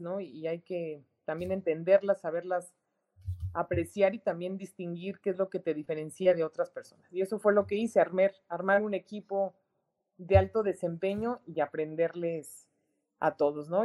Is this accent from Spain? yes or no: no; Mexico; es un gran reto el que tenemos como mexicanos, enorme